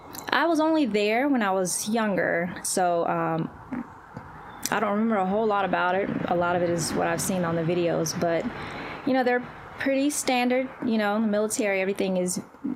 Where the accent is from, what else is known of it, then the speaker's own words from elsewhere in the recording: Valdosta, Georgia, United States; also born or lived in Crete, Greece / Guam; But I was born in Crete, Greece, and so we lived there for about a year, and then we moved to Guam, and then we eventually moved to Valdosta, Georgia, which is where I spent majority of my childhood.